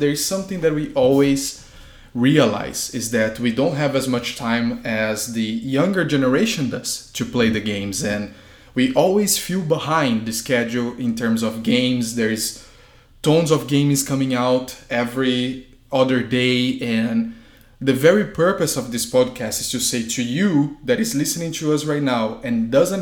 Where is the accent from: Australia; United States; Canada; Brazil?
Brazil; moved away; If you might be wondering where this accent is from, I was born and raised in Brazil